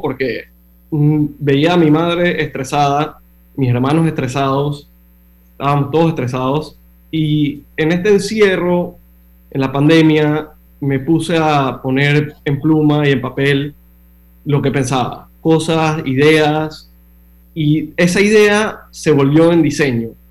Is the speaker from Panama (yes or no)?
yes; Panama; moved away as an adult; also born or lived in Miami, United States; nací, y crecí en Panamá